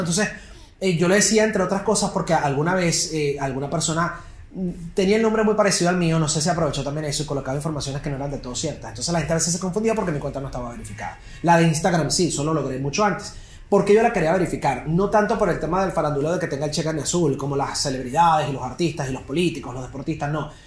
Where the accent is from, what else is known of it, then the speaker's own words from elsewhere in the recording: Venezuela; soy periodista venezolano